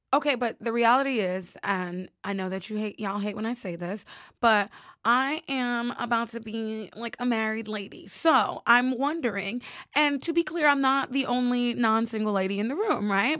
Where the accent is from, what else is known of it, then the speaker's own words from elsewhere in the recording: New York, United States; also born or lived in Georgia; I am a New York girl with a splash of Georgia peach